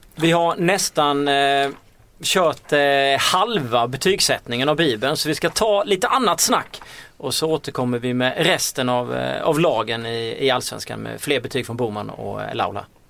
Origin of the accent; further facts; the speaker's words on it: Småland, Sweden; now in Stockholm, Sweden; jag är ju själv från Småland